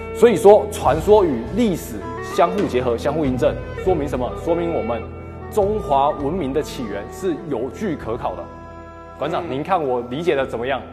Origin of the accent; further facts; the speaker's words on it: Taiwan; now in Guangzhou, China; 我是来自广州的台湾青年